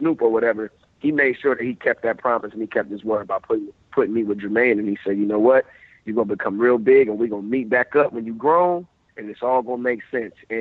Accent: Columbus, Ohio, United States; I was in my hometown of Columbus, Ohio

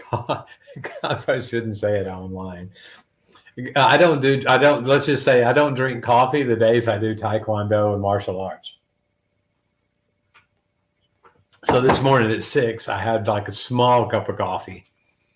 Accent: Alamo, Tennessee, United States; moved away as an adult; now in Honduras; I'm from Alamo, Tennessee

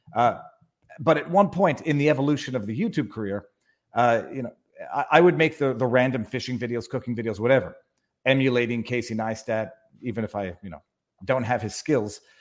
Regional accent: Montreal, Quebec, Canada; born and raised in Montreal

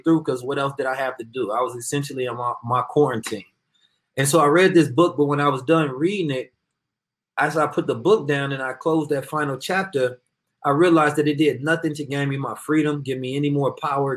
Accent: Oakland, California, United States; I am from Oakland, California

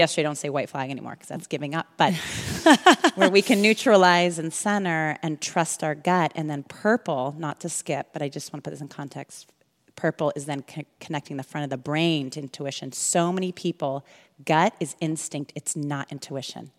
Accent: California, United States; also born or lived in Illinois / Alabama / Europe; And then I was back here in California by age five. I've been here ever since

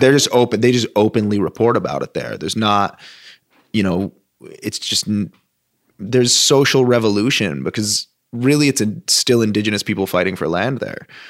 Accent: Vermont, United States; moved away; also born or lived in Southern California / Los Angeles; as a Vermonter, as being somebody from, born and raised in Vermont

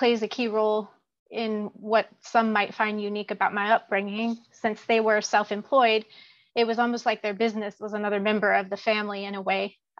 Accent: Richmond, Virginia, United States; I was born and raised in the Richmond, Virginia area, so I'm an East Coaster. I was born in 1981, so technically I'm a millennial, or what I'd like to call a grandma millennial, but I tend to relate much better to the Generation Xers.

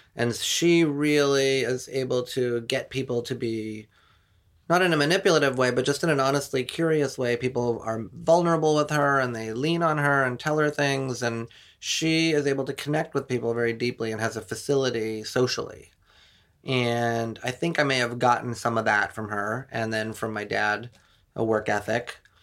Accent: Santa Monica, California, United States; also born or lived in Wayne, New Jersey; I grew up in Santa Monica

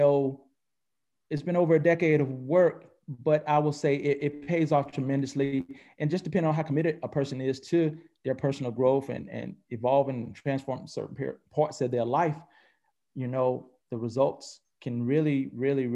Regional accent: North Carolina, United States; also born or lived in Atlanta; I'm originally born and raised in North Carolina. And I reside between Atlanta and North Carolina.

